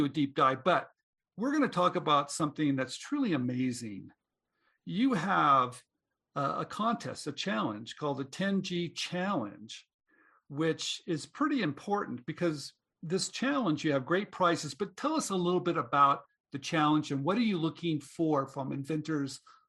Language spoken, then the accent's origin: English; Silicon Valley, California, United States; I grew up in Silicon Valley